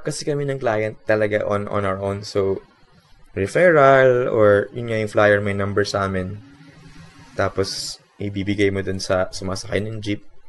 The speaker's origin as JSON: {"language": "Tagalog", "country": "Philippines", "said": "Watashi wa Philippine Jin. I am Filipino."}